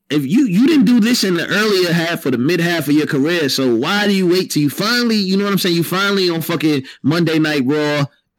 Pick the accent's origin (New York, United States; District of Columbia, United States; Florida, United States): New York, United States; New York City